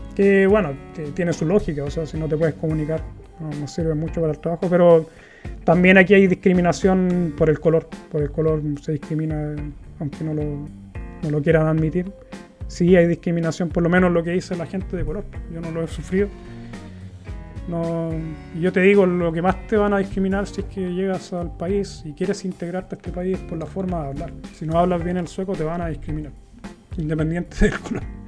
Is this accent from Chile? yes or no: yes; Chile; moved away as an adult; now in Gothenburg, Sweden; en mi país, que es lo que yo conozco